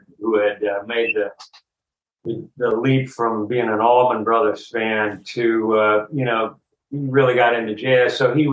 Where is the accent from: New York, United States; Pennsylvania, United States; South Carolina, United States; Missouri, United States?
South Carolina, United States; Greenville; moved away as an adult; I was born in Greenville, South Carolina.